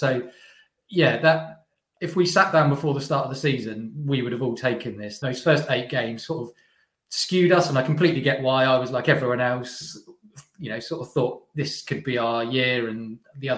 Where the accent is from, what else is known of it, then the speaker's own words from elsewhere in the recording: Reading, South East England, United Kingdom; I'm from Reading. I sort of support my hometown team